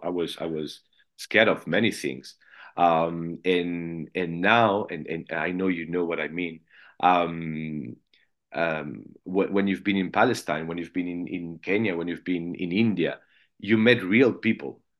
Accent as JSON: {"language": "English", "town": "Paris", "region": "Île-de-France", "country": "France", "said": "I'm from Paris"}